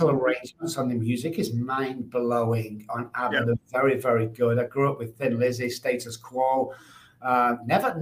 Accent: Manchester, North West England, United Kingdom; now in United States; I grew up in Manchester, the United Kingdom

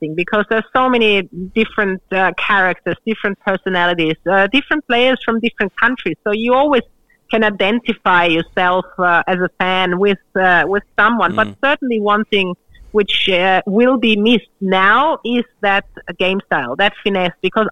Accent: Australia; being an Australian

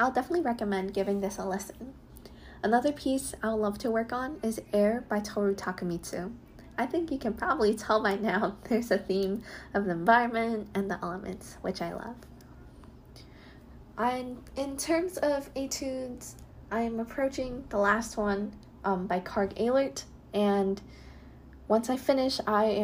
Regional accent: Holmdel, New Jersey, United States; moved away as an adult; now in Michigan, United States; I'm from Holmdel, New Jersey.

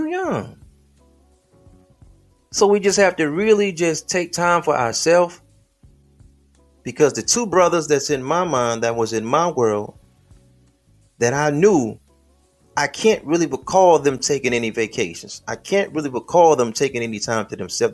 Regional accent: Midwest, United States; I'm from the Midwest

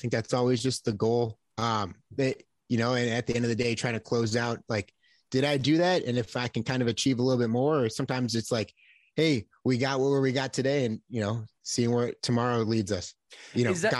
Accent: Buffalo, New York, United States; I come from a very loving house, a very blessed.

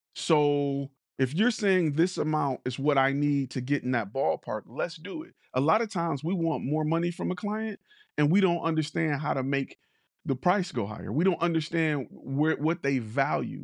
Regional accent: Detroit, Michigan, United States; I'm from Detroit.

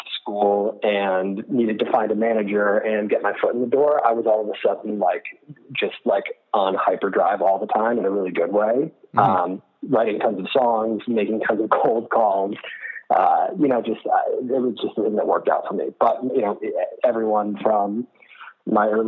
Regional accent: Rhode Island, United States; I grew up in Rhode Island, so I was only about an hour south of there

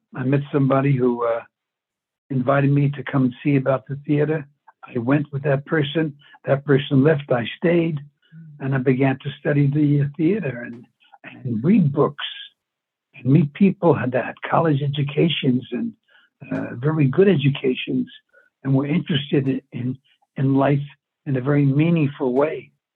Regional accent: New York City, New York, United States; I was brought up in New York

